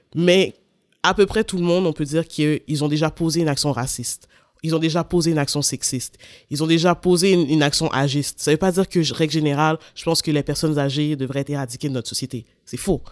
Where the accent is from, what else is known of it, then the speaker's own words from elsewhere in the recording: Montreal, Quebec, Canada; je suis née, je suis à Sainte-Justine, j'ai grandi en banlieue de Montréal